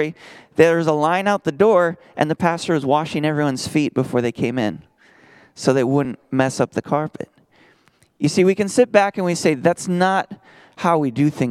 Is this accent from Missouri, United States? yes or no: no; Minnesota, United States; now in Texas, United States; I'm from Minnesota where we're going to have a potluck in lutefisk